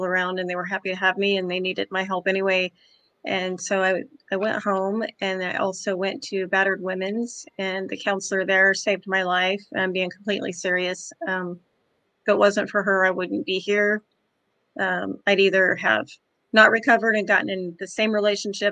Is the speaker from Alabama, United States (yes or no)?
no; Kansas, United States; moved away as an adult; now in Florida, United States; I'm from Kansas originally. I've been in Florida 9.5 years